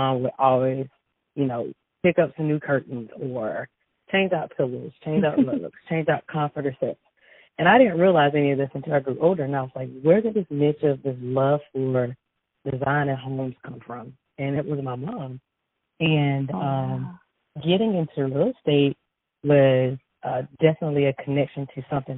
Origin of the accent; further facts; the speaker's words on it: Newberry, South Carolina, United States; I'm originally from Newberry, South Carolina. And I went to Newberry High, graduated from Newberry